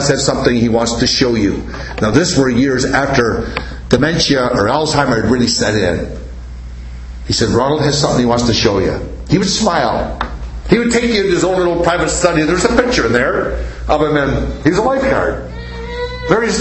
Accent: Canada; I'm a Canadian

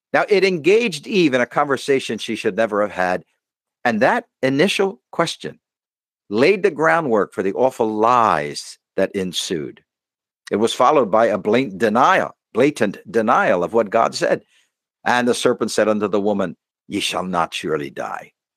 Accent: United States; as an American

